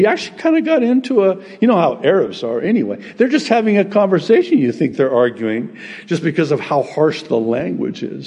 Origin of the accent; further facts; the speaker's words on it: United States; I'm from America